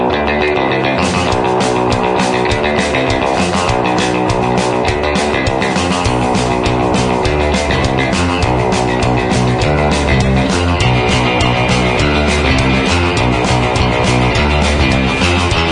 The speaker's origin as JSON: {"language": "English", "region": "Iowa", "country": "United States", "tie": "born or raised there", "said": "when I was growing up in Iowa, we used to have the hog and soybean reports on the news every day"}